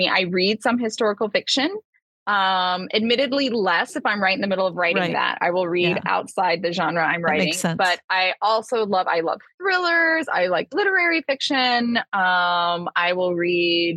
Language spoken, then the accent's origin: English; Atlanta, Georgia, United States; moved away as an adult; also born or lived in Rio de Janeiro, Brazil; It is my hometown